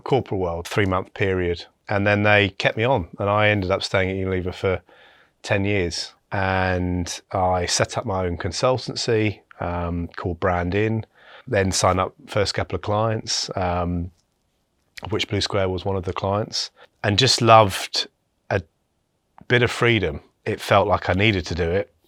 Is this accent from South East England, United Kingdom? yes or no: yes; West Sussex, South East England, United Kingdom; also born or lived in Bristol; I was born in Bristol, um, then moved to, um, a part, a small village in West Sussex